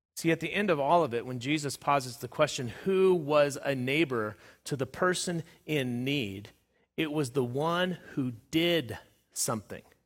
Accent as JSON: {"language": "English", "region": "Southern California", "country": "United States", "tie": "born or raised there", "said": "where I was growing up in Southern California"}